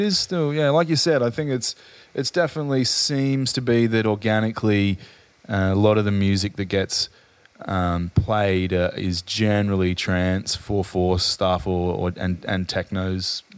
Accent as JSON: {"language": "English", "town": "Adelaide", "region": "South Australia", "country": "Australia", "moved": "yes", "said": "I'm from Adelaide originally"}